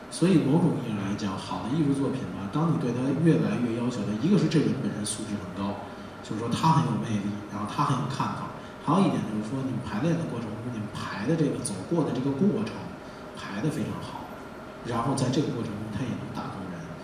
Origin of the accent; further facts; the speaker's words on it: China; 作为咱，作为中国人吧，就不要，不要认死理儿那么较劲